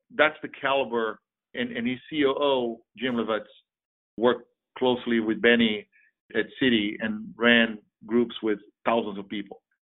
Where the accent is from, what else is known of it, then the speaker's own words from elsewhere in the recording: Brazil; now in United States; I'm originally from Brazil. I've been in the States for 35 plus years.